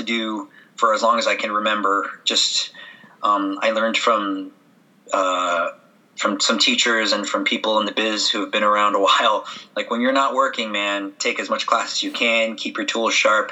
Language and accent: English; San Francisco, California, United States; moved away as an adult; also born or lived in Santa Maria, California / New York; I'm probably going to teach in San Francisco, where my hometown